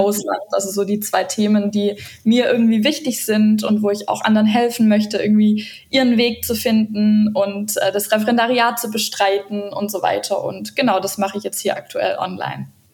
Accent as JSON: {"language": "German", "town": "Stuttgart", "region": "Baden-Württemberg", "country": "Germany", "also_born_or_lived": "Ludwigsburg / Argentina", "moved": "as an adult", "lives_now": "Patagonia, Argentina", "said": "ich bin eigentlich aus Stuttgart"}